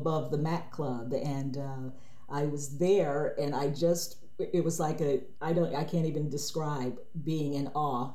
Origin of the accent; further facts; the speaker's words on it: Cleveland, Ohio, United States; moved away; I grew up in inner city Cleveland, Ohio